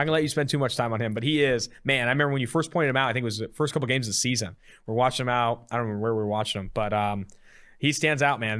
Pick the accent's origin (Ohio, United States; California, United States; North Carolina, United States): California, United States; Oakland; also born or lived in San Diego; now in Cincinnati, United States; I'm from Oakland, but went to San Diego State